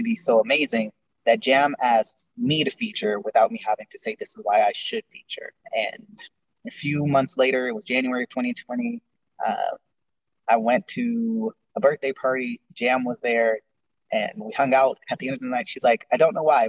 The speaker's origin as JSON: {"language": "English", "town": "Las Vegas", "region": "Nevada", "country": "United States", "tie": "born or raised there", "also_born_or_lived": "California", "said": "I was born in California, and I moved to Vegas in second grade, and I've been here ever since."}